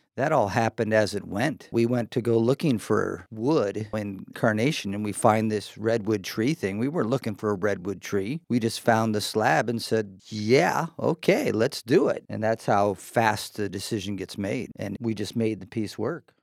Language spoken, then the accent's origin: English; Seattle east side, Washington, United States; also born or lived in Chicago; My parents moved out here. My dad got a job with Boeing. Lived on the east side